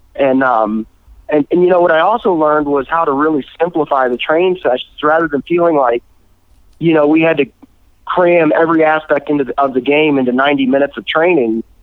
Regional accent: Atlanta, Georgia, United States; I grew up in the Atlanta area

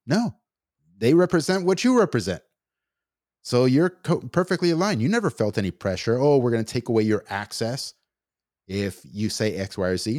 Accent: United States; me as an American citizen, born and raised here

